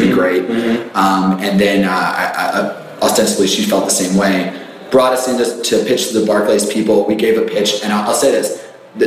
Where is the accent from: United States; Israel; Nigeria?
United States; Richmond, Virginia; I grew up in Richmond.